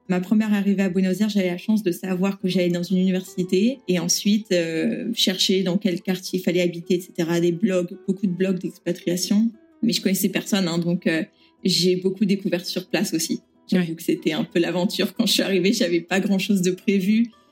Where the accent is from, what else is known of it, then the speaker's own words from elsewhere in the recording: Paris, Île-de-France, France; moved away as an adult; also born or lived in Germany; now in Argentina; je viens de Paris. Je suis née et j'ai été élevée euh, dans le 15e arrondissement de Paris